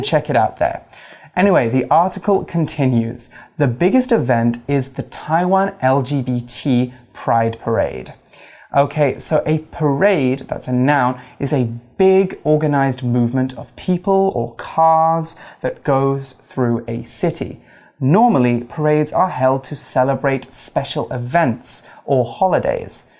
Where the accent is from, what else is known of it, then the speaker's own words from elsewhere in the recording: United Kingdom; being British, being gay, being a Spanish speaker